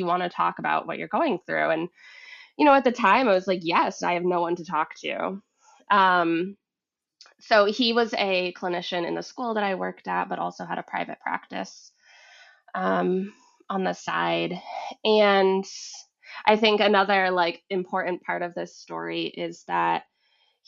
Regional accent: Vermont, United States; moved away as an adult; also born or lived in Massachusetts; I grew up in Vermont, and I had moved to Massachusetts.

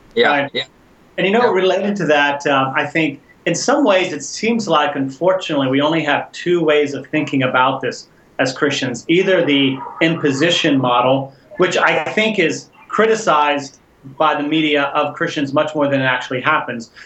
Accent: Houston, Texas, United States; moved away as an adult; I grew up in Houston, Texas

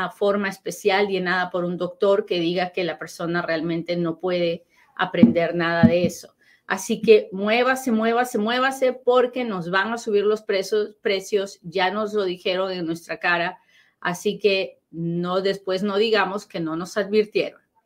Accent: Peru; now in United States; he tomado la decisión de agarrarme de mis raíces peruanas

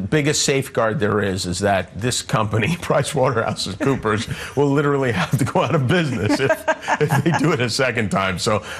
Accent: United States; I'm an American. That's who I am.

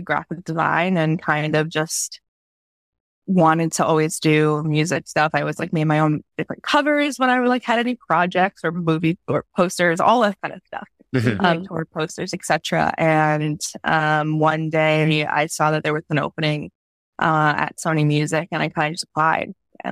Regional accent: New York, United States; I grew up in New York and I was never allowed to go to Times Square.

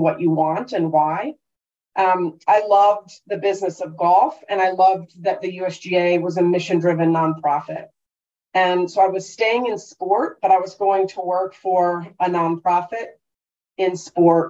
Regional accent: North Carolina, United States; moved away as an adult; also born or lived in London; going to school in North Carolina and growing up in North Carolina

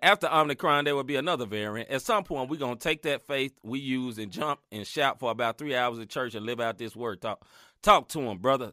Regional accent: Chicago, Illinois, United States; I'm from Chicago

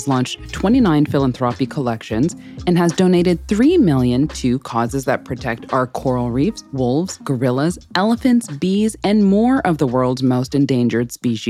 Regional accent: Canada; I'm Canadian, but I won't bore you with my French

